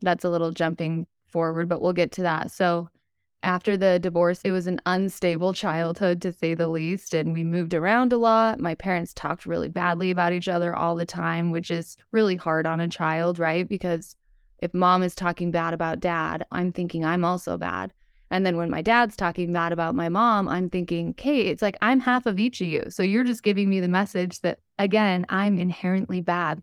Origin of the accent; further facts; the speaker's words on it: Utah, United States; I was born and raised in Utah. I still live here today.